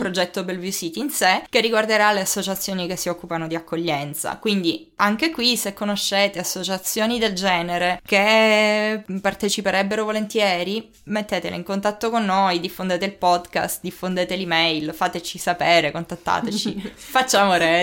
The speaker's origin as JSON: {"language": "Italian", "region": "Sicily", "country": "Italy", "tie": "born or raised there", "moved": "as an adult", "lives_now": "Germany", "said": "sono siciliana di fatto sono nata qualche miglio più in là di quella mm. linea"}